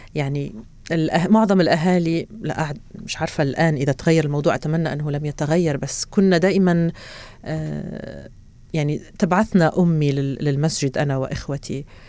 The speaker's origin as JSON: {"language": "Arabic", "town": "Béchar", "region": "Béchar Province", "country": "Algeria", "tie": "born or raised there", "also_born_or_lived": "Oran, Algeria / Tehran, Iran / Beirut, Lebanon / United Kingdom", "moved": "as an adult", "lives_now": "Doha, Qatar", "said": "ولدت في وهران وعشت في وهران ثم انتقلنا إلى بشار"}